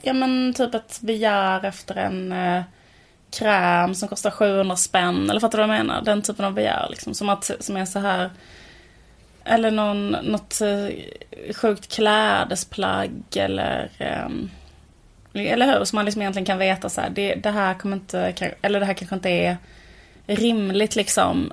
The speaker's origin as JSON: {"language": "Swedish", "town": "Borås", "region": "Västra Götaland", "country": "Sweden", "tie": "born or raised there", "said": "det var när vi var små och bodde i Borås, ett sånt höghusområde"}